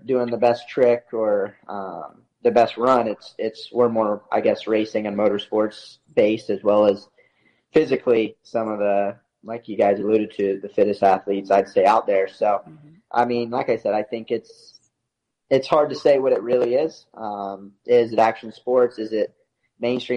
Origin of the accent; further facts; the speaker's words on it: the South, United States; Growing up in the South